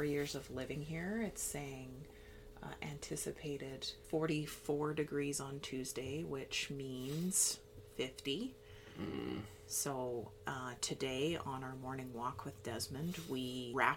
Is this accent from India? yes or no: no; Lower Mainland, British Columbia, Canada; I grew up in the Lower Mainland